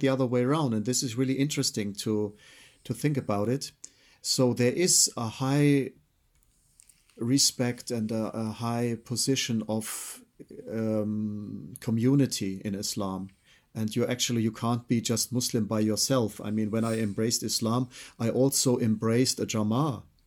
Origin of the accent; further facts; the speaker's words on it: Freiburg, Baden-Württemberg, Germany; I was born in Freiburg. I'm German origin.